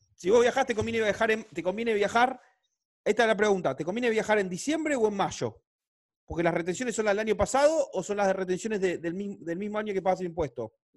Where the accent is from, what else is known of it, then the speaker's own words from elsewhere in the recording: Argentina; soy argentino